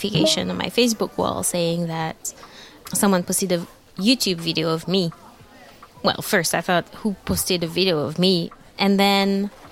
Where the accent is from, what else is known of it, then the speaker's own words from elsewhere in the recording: Neuilly-sur-Seine, Île-de-France, France; I grew up in the suburbs of Paris